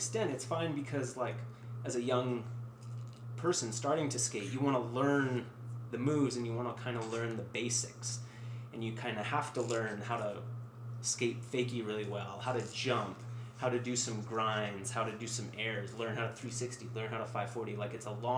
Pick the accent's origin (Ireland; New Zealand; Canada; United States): Canada; as a Canadian viewer